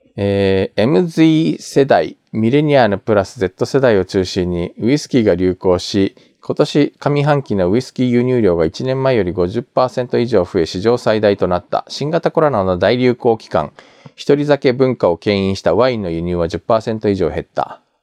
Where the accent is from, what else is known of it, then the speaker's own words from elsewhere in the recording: Japan; also born or lived in South Korea; 日本生まれ去年の9月まで韓国住んでました日本人